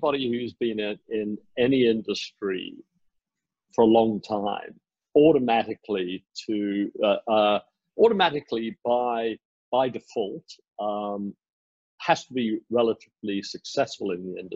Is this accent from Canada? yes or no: no; South Africa; also born or lived in United Kingdom / Asia / United States / New Zealand; now in Singapore; I was born in the UK. I was raised in South Africa